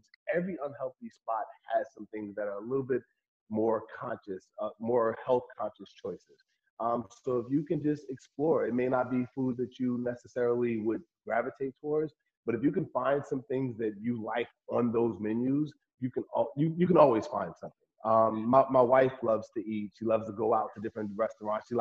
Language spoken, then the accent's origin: English; Newark, New Jersey, United States; I grew up in Newark, New Jersey, and I still have family live there